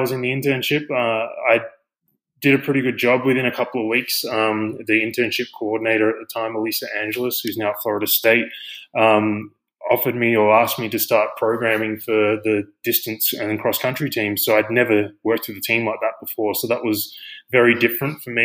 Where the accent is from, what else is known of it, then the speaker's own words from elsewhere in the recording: Australia; moved away as an adult; now in United States; I'm obviously from Australia. So I've been in the US for 10 years now.